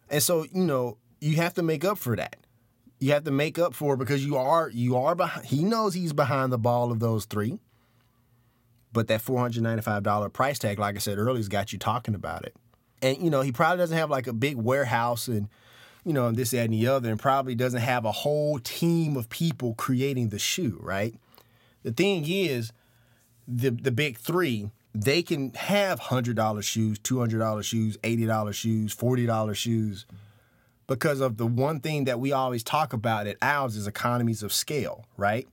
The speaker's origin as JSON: {"language": "English", "town": "Memphis", "region": "Tennessee", "country": "United States", "tie": "born or raised there", "said": "We were middle class, this, that, and the other, uh, growing up in, uh, in South Memphis."}